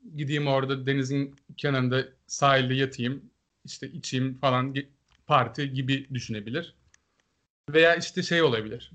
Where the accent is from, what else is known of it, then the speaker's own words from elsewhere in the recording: Aegean Region, Turkey; ben öncelikle bir Egeli olarak